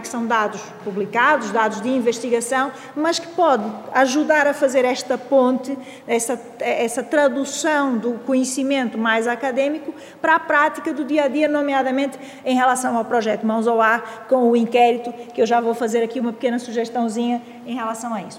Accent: Brazil; now in Portugal; tenho um sotaque, assim, um bocadinho esquisito. É, pronto, é que eu sou do Brasil, mas já estou cá há muito tempo

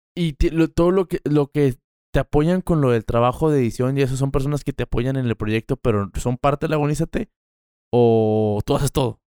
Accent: Mexico; soy de aquí. Qué padre decir, yo soy de esta tierra

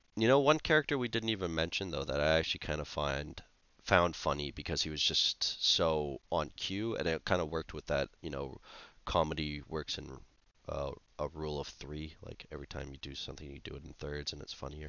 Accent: Canada

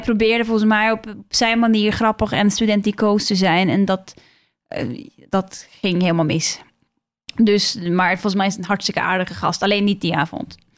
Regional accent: Norway; now in Netherlands; ik kom uit Noorwegen

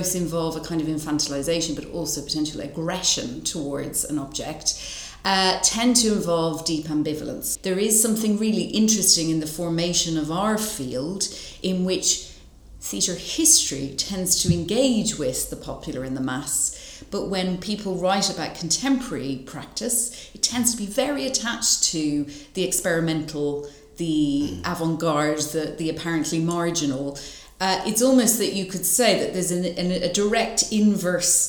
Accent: Dublin, Leinster, Ireland; moved away as an adult; now in United Kingdom; I'm originally from Dublin, but have lived in the UK for a long time

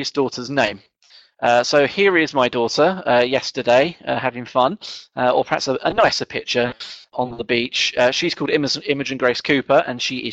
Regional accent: England, United Kingdom; being English and kind of not quite middle class

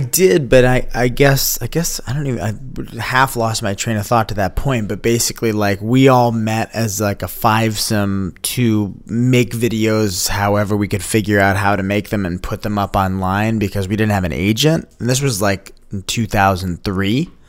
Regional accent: Woodstock, New York, United States; the buddy I grew up with in Woodstock, New York

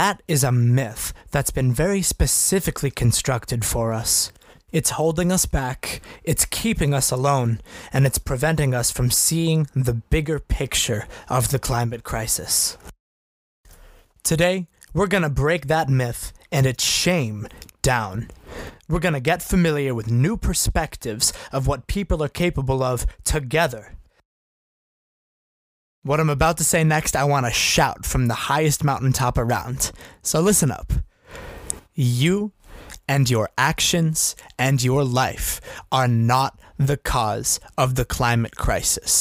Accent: North Brookfield, Massachusetts, United States; In my hometown of North Brookfield

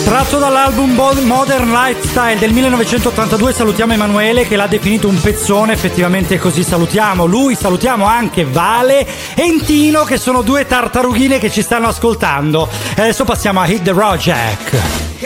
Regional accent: Calabria, Italy; noi calabresi che siamo arancioni

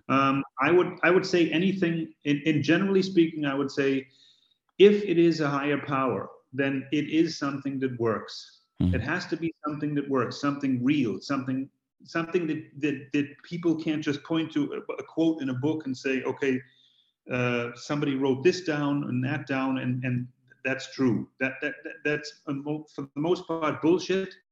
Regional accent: Boston, Massachusetts, United States; I'm from Boston

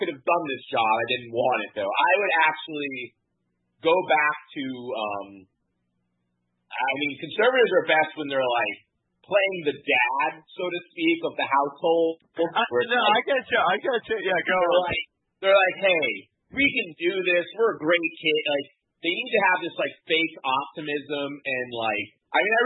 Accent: Florida, United States; as a Floridian

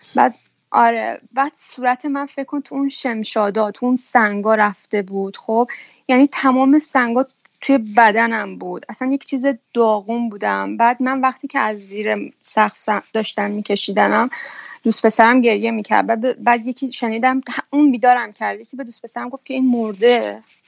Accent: Iran; moved away as an adult; now in Belgium; اون موقع که از ایران زدم بیرون

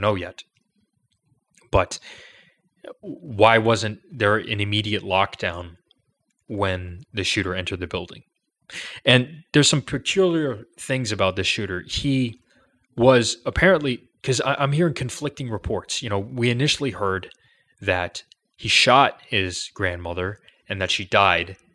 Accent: Chicago, Illinois, United States; I'm from Chicago.

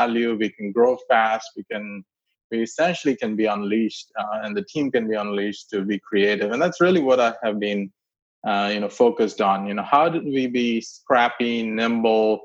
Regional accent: India; moved away as an adult; also born or lived in Clemson; I grew up in India, middle class family. My dad was working in the railways, and that means he was building tracks in places that were pretty remote. So kept moving around

